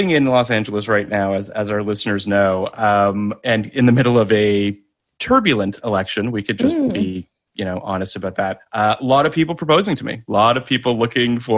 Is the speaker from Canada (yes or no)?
yes; Toronto, Ontario, Canada; you're a fellow Torontonian like I am.